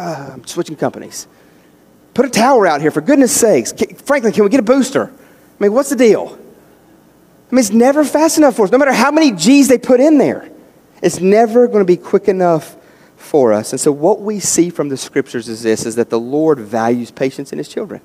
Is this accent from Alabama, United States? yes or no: no; West Virginia, United States; we grew up in West Virginia. We're out in the country